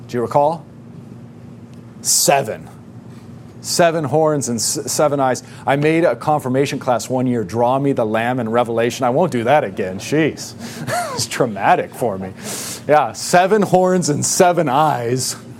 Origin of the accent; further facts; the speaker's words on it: United States; because we're American